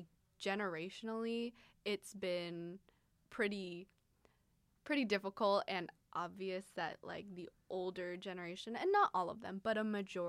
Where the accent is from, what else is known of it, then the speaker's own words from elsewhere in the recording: Midwest, United States; It's like, no, I grew up in the Midwest too. I was eating corn and like going through the cornfields too.